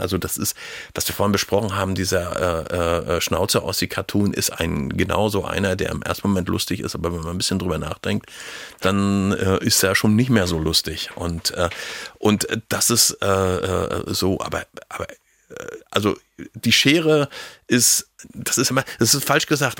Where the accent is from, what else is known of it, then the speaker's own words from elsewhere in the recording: Schwerin, Mecklenburg-Vorpommern, Germany; also born or lived in Hagenow; ich bin in Hagenow geboren und bin nach äh, 30 Tagen in die nächstbeste Großstadt geflohen. Also ich sage immer Schwerin